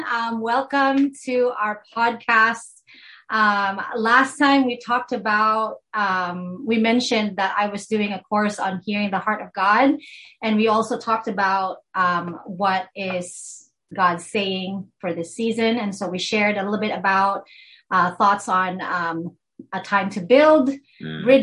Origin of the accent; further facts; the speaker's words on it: Philippines; accent: Filipino; sorry my filipino accent